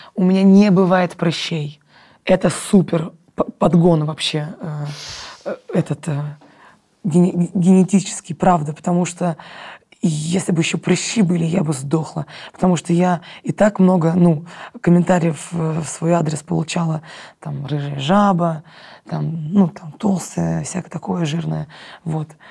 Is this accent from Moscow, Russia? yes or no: yes; Moscow, Russia; я москвичка, я выросла в Москве